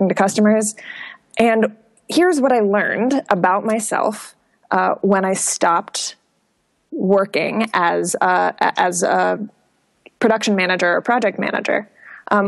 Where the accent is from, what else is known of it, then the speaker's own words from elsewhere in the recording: Minneapolis, Minnesota, United States; moved away as an adult; now in Portland, United States; I was born and raised in Minneapolis